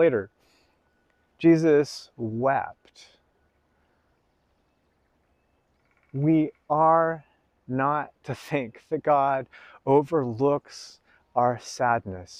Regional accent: United States; I'm an American

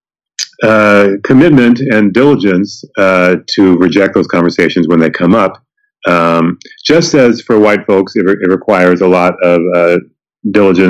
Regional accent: Evansville, Indiana, United States; now in New Orleans, United States; I grew up in Evansville, Indiana

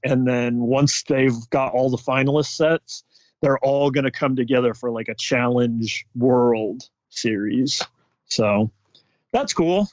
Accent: Bay Area, California, United States; growing up in the Bay Area

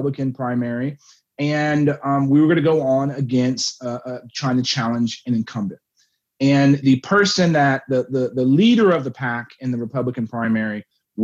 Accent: Texas, United States; moved back to my hometown

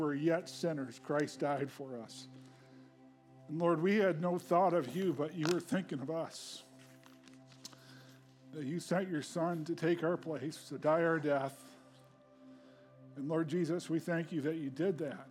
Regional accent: Hancock, New York, United States; moved away; I grew up outside of Hancock

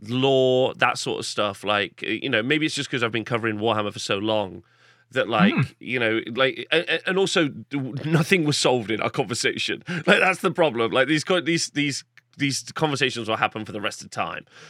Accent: Nottingham, East Midlands, United Kingdom; I am from Nottingham

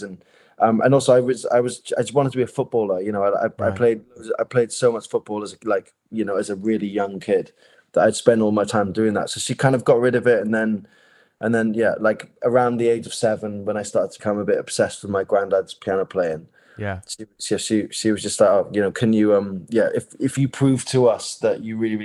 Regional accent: Neath, Wales, United Kingdom; in Neath where I grew up in South Wales

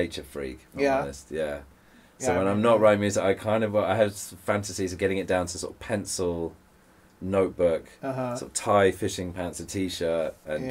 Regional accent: England, United Kingdom; I'm English

